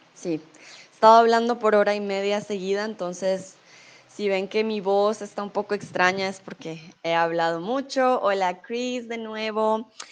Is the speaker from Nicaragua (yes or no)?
no; Colombia; also born or lived in Mexico; now in Germany; soy de Colombia, pero en estos momentos estoy en México. Comúnmente vivo en Alemania